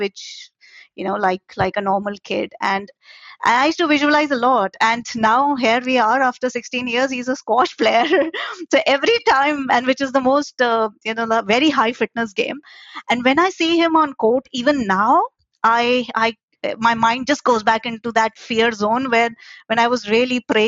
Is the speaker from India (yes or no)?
yes; India; moved away as an adult; now in London, United Kingdom; I was born and brought up in India